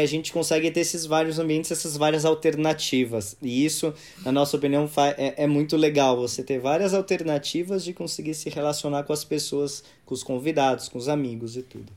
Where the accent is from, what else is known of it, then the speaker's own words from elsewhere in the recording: São Paulo, Brazil; nasci e cresci em São Paulo